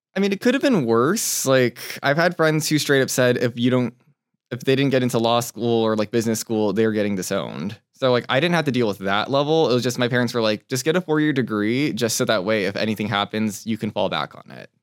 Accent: Torrance, California, United States; also born or lived in Taipei, Taiwan; So, I was born in Taipei, Taiwan, when, and then when I was one, we moved over to Torrance, California, where I spent a, probably, like, fifteen years of my life

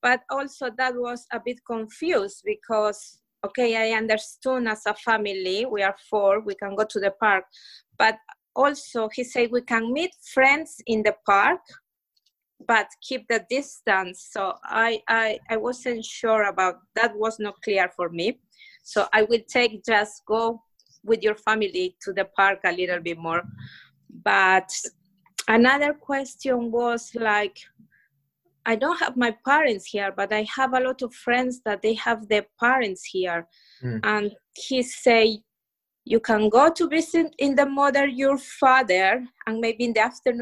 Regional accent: Ecuador; English is a second language; now in United Kingdom; I come from Ecuador

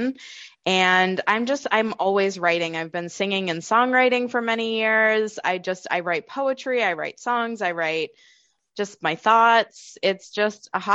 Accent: just outside of Boston, Massachusetts, United States; now in New Hampshire, United States; I'm from Massachusetts, just outside of Boston, and now I live in the beautiful state of New Hampshire

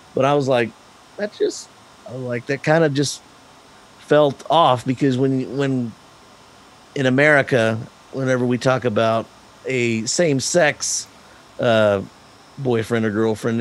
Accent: Big Spring, Texas, United States; I'm, I'm I'm from Big Spring, Texas, little tiny little town here in West Texas.

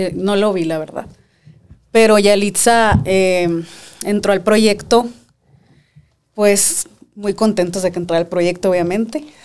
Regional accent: Mexico; also born or lived in Hermosillo, Sonora; now in Mexico City, Mexico; soy de México

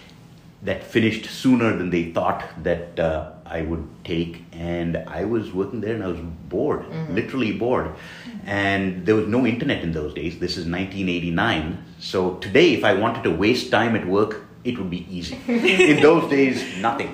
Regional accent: India; moved away as an adult; now in Duluth, United States; I grew up in India and went through school and college

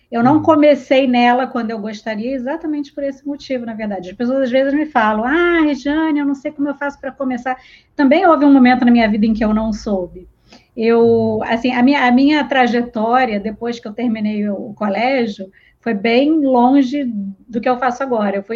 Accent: Rio de Janeiro, Brazil; accent: carioca

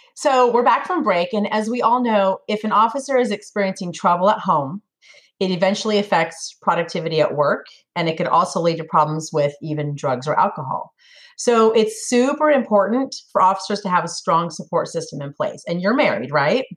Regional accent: Sacramento, California, United States; moved away as an adult; now in Tennessee, United States; born and raised in California. I lived in Sacramento all my life

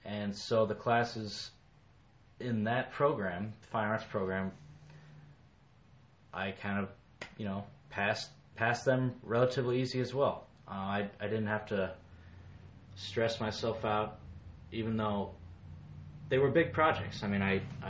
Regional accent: Davenport, Iowa, United States; moved away as an adult; also born or lived in Colorado; I was born in 1988 in Davenport, Iowa. I grew up loving the outdoors

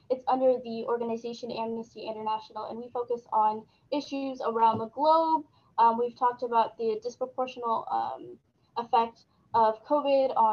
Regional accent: Sudan; what's been going on in um, Sudan, my home country

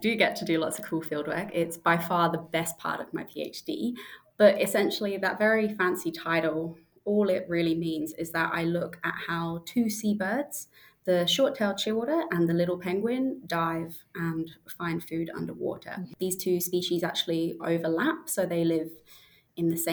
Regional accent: South East England, United Kingdom; moved away as an adult; also born or lived in Manchester, United Kingdom / Queensland, Australia; now in Tasmania, Australia; So I'm from the UK originally, from just outside London in the south of England

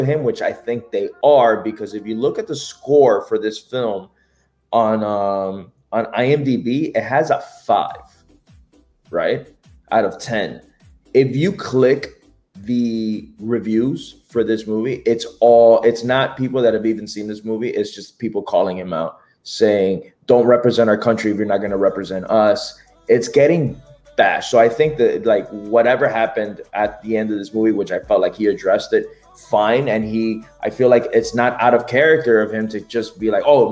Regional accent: Nicaragua; I'm from Nicaragua

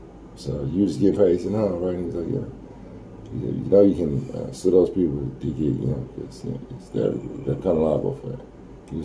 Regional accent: Tulsa, Oklahoma, United States; also born or lived in Florida; I'm from Tulsa

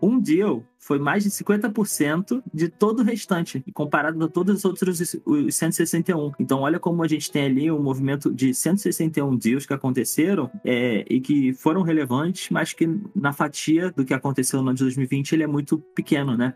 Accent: Brazil; first language Portuguese; eu sou brasileiro é, e minha língua mãe é o português

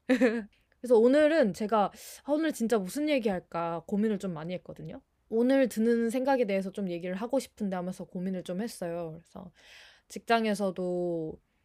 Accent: Gwangju, South Korea; accent: Jeolla; also born or lived in Hwasun, South Jeolla; now in Seoul, South Korea; 제가 전라도 쪽 사람입니다. 광주인데 아마 억양을 조금 느끼신 분이 있었을 수도 있어요. 이제 광주가 고향인데

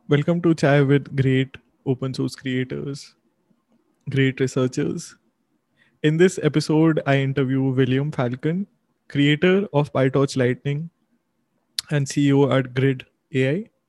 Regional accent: India; I'm from India

